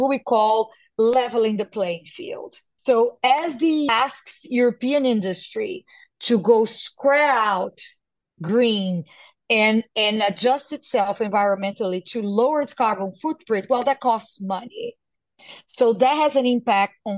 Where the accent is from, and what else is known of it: Brazil; born or raised there